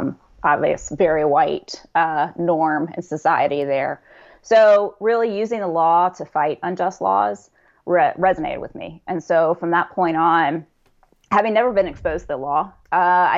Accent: Atlanta, Georgia, United States; born and raised in Atlanta, Georgia. So that's where I've been for a while now

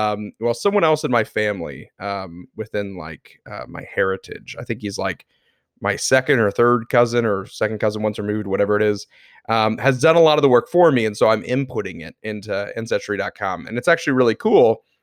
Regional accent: the South, United States; since we grew up in the South, most of my family is either from Kentucky, Tennessee, Georgia, that kind of stuff. All from the South.

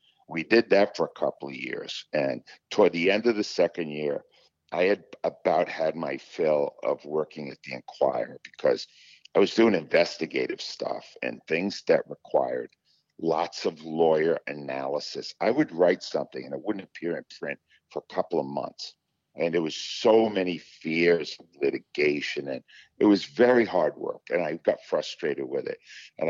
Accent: Rhode Island, United States; moved away as an adult; now in Philadelphia, United States; This city is very intimidating for somebody who grew up in a little place like Rhode Island.

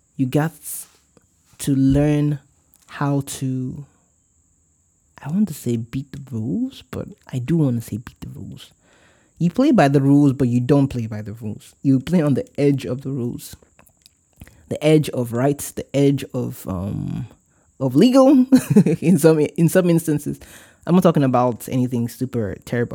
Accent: Warri, Delta, Nigeria; moved away; I'm from Warri

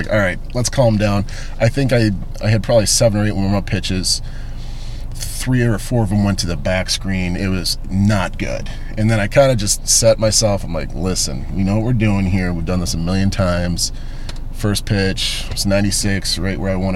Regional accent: Cleveland, Ohio, United States; now in Chicago, United States; I'm from Cleveland

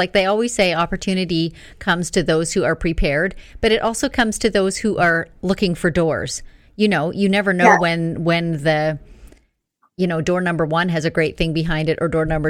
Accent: Northern Canada, Canada; I grew up in Northern Canada too, and we had long winters with low lights in the winter.

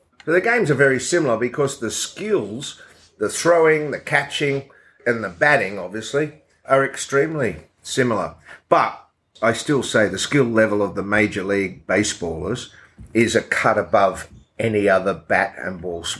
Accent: Lakeland, Florida, United States; I used to go and watch the Detroit Tigers spring training every year, which was in Lakeland in my hometown.

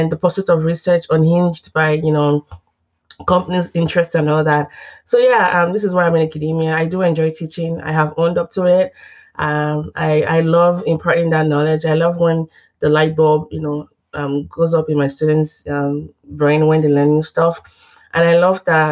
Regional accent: Nigeria; moved away as an adult; also born or lived in Texas, United States / Oklahoma, United States; now in United States; I didn't grow up in the U.S. I'm from Nigeria

